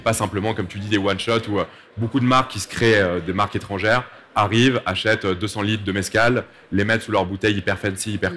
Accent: Mexico; je suis mexicain

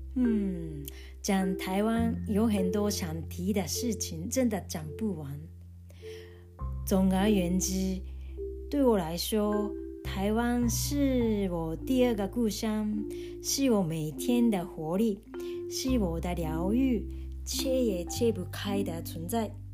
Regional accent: Japan; Chinese is a second language; 在日本出生，也在日本长大的纯日本人。现在住在东京

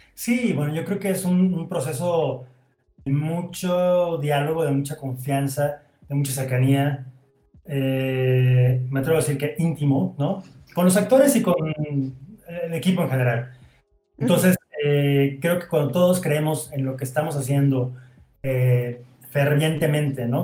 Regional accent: Veracruz, Mexico; moved away as an adult; now in Mexico City, Mexico; terminé la preparatoria en Veracruz

